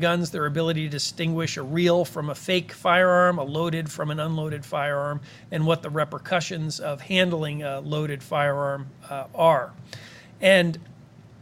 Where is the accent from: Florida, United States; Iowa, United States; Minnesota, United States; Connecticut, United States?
Connecticut, United States; Cheshire; my hometown of Cheshire, Connecticut